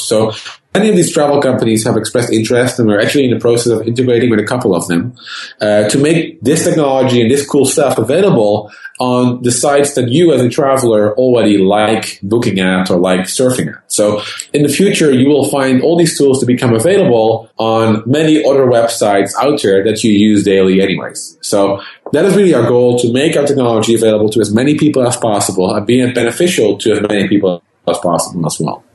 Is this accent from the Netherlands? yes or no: yes; Netherlands; moved away as an adult; now in California, United States; being born and raised in the Netherlands